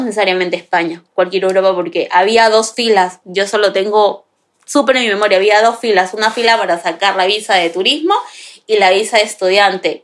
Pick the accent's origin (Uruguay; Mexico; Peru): Peru; Lima; moved away as an adult; now in Madrid, Spain; De Perú. Exactamente, viví en Lima